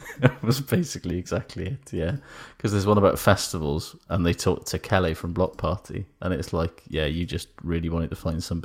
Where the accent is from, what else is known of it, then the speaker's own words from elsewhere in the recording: United Kingdom; Is about the Boys to Men effect, which is something that as a British person I was not really aware of at all